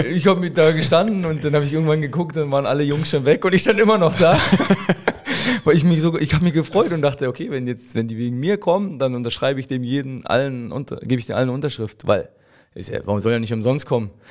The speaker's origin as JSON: {"language": "German", "town": "Hoyerswerda", "region": "Saxony", "country": "Germany", "tie": "born or raised there", "said": "ich bin in Hoyerswerda geboren"}